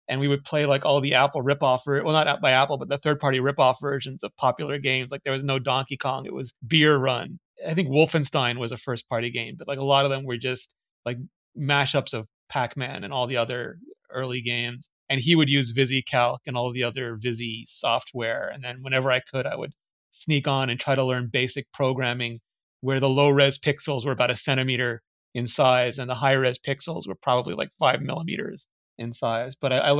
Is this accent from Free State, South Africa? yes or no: no; Gauteng, South Africa; born there; I was born just outside Johannesburg in South Africa.